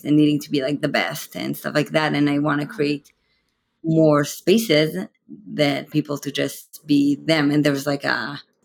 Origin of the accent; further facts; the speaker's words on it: Israel; now in San Francisco Bay Area, United States; I am originally from Israel